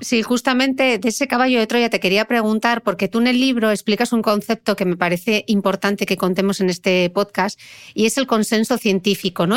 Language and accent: Spanish; Gijón, Asturias, Spain; como soy de Gijón